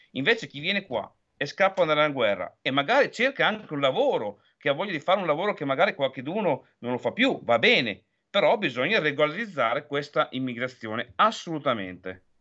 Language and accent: Italian; Emilia-Romagna, Italy; parlo da romagnola